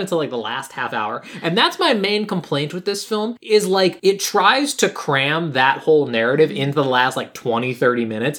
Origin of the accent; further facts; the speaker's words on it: Illinois, United States; We're from Illinois. We're flatlanders.